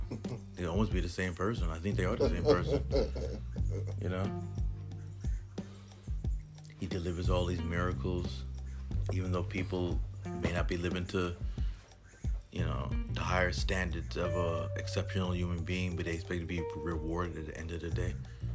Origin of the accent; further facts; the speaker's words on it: New York City, New York, United States; growing up in New York City